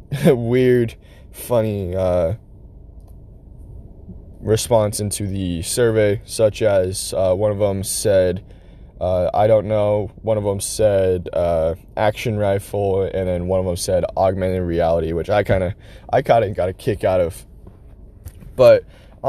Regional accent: United States; we as American citizens

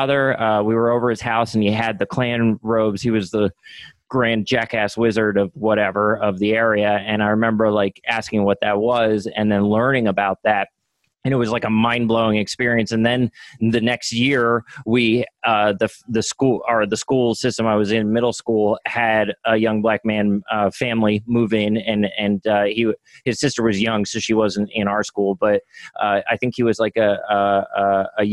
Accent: Tabernacle, New Jersey, United States; I grew up in Tabernacle

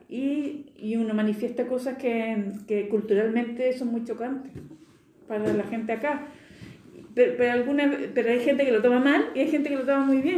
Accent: Spain; accent: Spanish; yo me eduqué en España, yo venía con acento español, hablaba como española y, y me relacionaba como los españoles te tutean en España

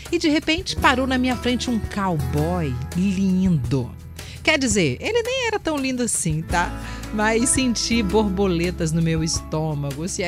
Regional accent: Rio de Janeiro, Brazil; now in Cachoeiro de Itapemirim, Brazil; sou carioca, mas estou morando aqui no interior de Cachoeiros, Tapemirim, há pouco tempo.

